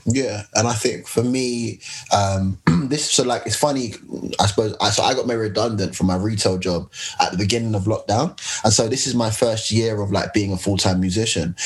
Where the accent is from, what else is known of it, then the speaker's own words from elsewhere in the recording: London, United Kingdom; me being a Londoner